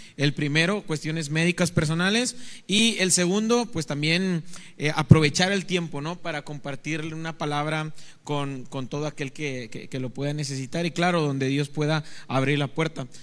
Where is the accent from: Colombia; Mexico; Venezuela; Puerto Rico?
Mexico; Naranjos, Veracruz; now in Ciudad Victoria, Mexico; soy oriundo de Naranjos, Veracruz